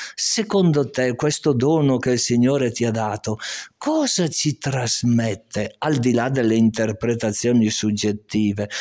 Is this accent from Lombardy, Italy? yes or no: yes; Castenedolo, Lombardy, Italy; io sono originario di Castenedolo